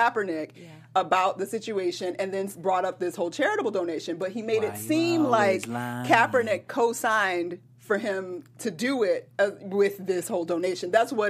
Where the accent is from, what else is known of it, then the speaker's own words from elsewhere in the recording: Atlanta, Georgia, United States; it's in my hometown, Atlanta, Georgia.